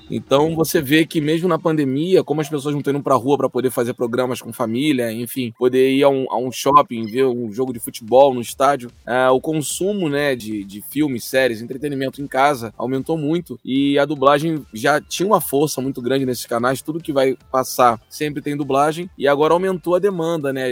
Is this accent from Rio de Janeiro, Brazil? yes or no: yes; Rio de Janeiro, Brazil; eu sou de Campo Grande aqui no Rio de Janeiro